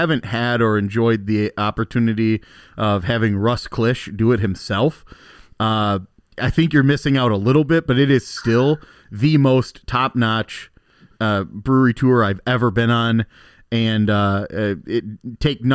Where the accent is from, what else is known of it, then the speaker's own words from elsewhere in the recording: Muskego, Wisconsin, United States; our hometown brewery because we're from Muskego